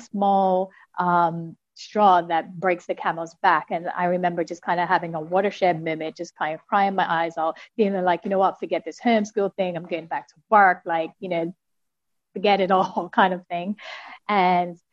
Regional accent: Bermuda; I am from Bermuda

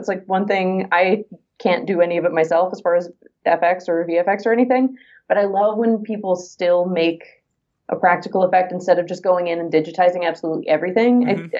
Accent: United States; But as an American actor, used to, you had to live in Los Angeles if you wanted to be a film or TV actor.

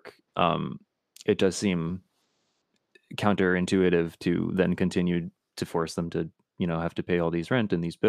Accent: Connecticut, United States; I'm from Connecticut, which is right next to New York.

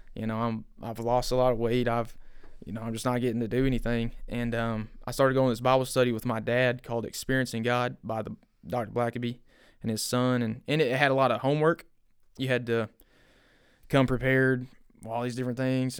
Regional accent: Bryant, Arkansas, United States; I grew up in Bryant

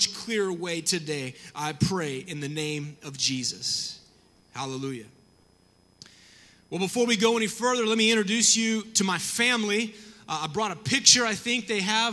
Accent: the South, United States; I grew up in the South

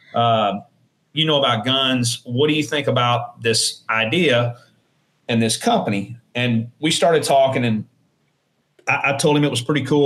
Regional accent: New Orleans, Louisiana, United States; moved away as an adult; also born or lived in Shreveport, Louisiana; now in Ruston, United States; I was born in Shreveport, and then I lived in uh, in New Orleans uh, until I enlisted

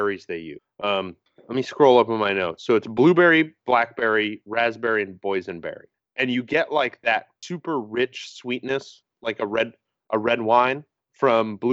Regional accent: East Coast, United States; growing up on the East Coast, like, going to New York City

